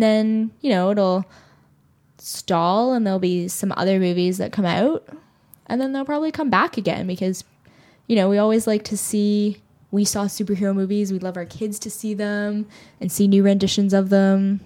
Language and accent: English; Toronto, Ontario, Canada; growing up in Toronto, it never felt like, like an other. I always felt like this was my home, this is where I grew up